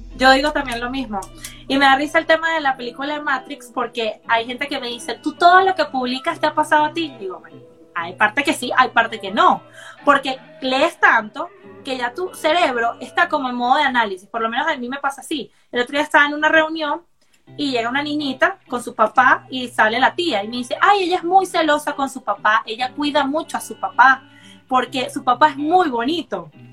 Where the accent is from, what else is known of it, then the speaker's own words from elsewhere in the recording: Caracas, Capital District, Venezuela; moved away; yo soy de Caracas también